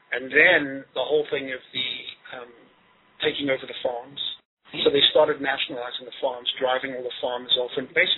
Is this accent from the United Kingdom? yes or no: no; Zimbabwe; now in United States; I grew up in Zimbabwe, which used to be Rhodesia.